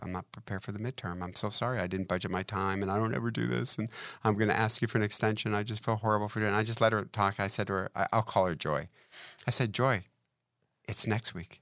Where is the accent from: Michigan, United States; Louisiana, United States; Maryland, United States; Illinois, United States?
Michigan, United States; Detroit; I'm from Detroit